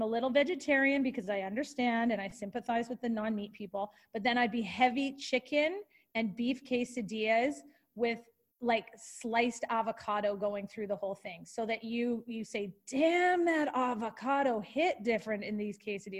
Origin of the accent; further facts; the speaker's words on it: Canada; I'm Canadian